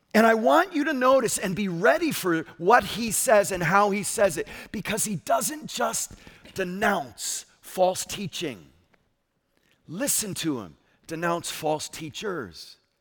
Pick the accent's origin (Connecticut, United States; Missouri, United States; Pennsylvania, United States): Connecticut, United States; I'm from Connecticut